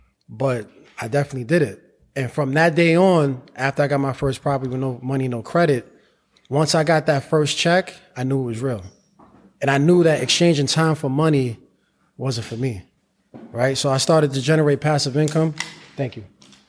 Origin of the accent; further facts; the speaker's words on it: New York City, New York, United States; also born or lived in Harlem; Well, I was born in Harlem, raised in the Bronx.